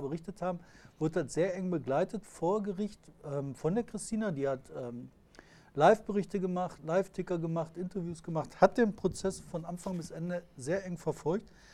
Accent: Bottrop, North Rhine-Westphalia, Germany; ich komme aus Fuhlenbrock

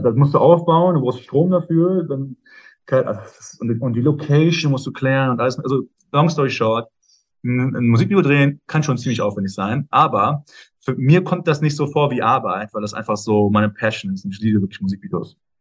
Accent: Ruhr area, North Rhine-Westphalia, Germany; Ruhrpott ist meine Heimat, wo ich herkomme

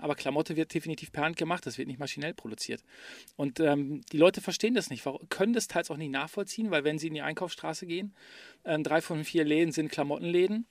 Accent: Ruhr area, North Rhine-Westphalia, Germany; die Geschichte meiner Heimat zu erzählen. Nämlich die Geschichte des Ruhrgebiets

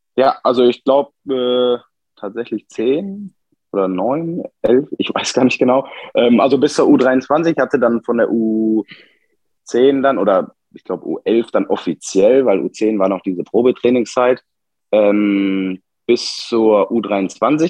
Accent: Bottrop, North Rhine-Westphalia, Germany; geboren in Bottrop am äh, 2.10.2000

